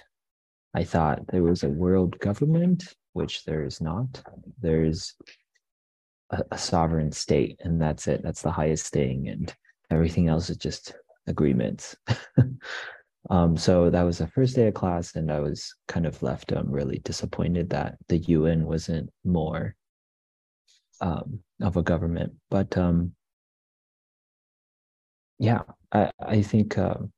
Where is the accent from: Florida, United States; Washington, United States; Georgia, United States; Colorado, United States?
Colorado, United States; Boulder; I am from Boulder.